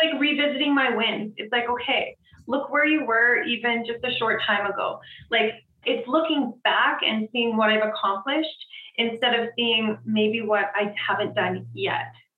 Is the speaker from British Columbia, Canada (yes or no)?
no; Edmonton, Alberta, Canada; I am from Edmonton, Alberta